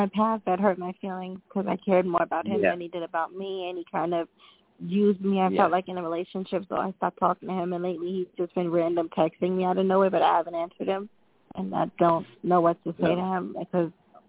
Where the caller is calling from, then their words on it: New York, United States; I'm just calling from New York.